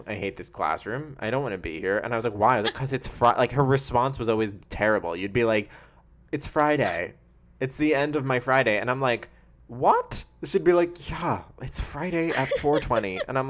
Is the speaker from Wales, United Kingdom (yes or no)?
yes; Wales, United Kingdom; I am a Welsh person, 100% Welsh.